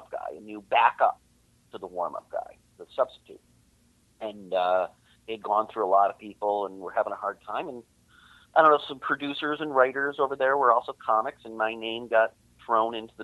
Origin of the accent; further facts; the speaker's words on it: Lee, Massachusetts, United States; right in Lee, right in my hometown